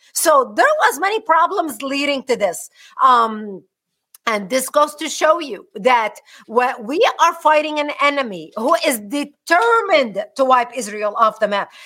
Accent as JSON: {"language": "English", "country": "Lebanon", "tie": "born or raised there", "moved": "yes", "lives_now": "United States", "said": "born and raised in Lebanon"}